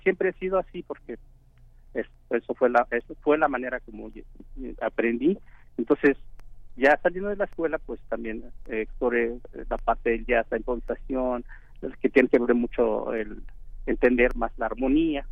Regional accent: Oaxaca, Mexico; moved away; also born or lived in Mexico City; soy de Oaxaca

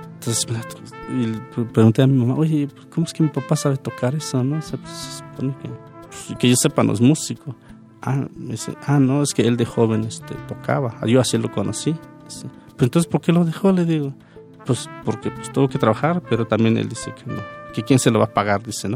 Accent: Oaxaca, Mexico; also born or lived in Veracruz; now in Mexico City, Mexico; cuando estoy en la Ciudad de México soy de Oaxaca, y cuando estoy en Barcelona pues, soy mexicano

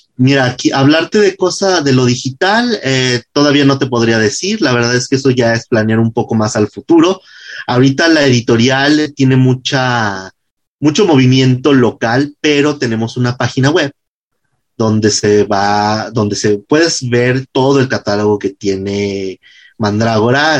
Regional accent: Jalisco, Mexico; yo soy jalisciense, yo escribo pensando en Guadalajara

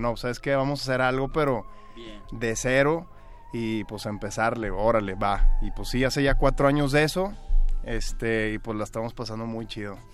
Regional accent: Torreón, Coahuila, Mexico; yo soy de Torreón

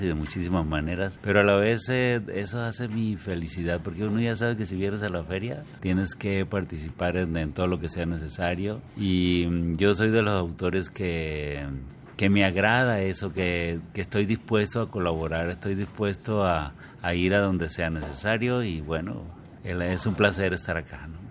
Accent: Mexico; yo vengo de la Colpop, que es un barrio duro y fuerte

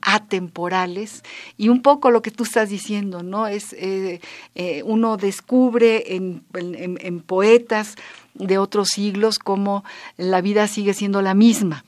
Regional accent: Mexico; formamos parte de una generación que vino cuando la guerra civil que ya nacimos en México

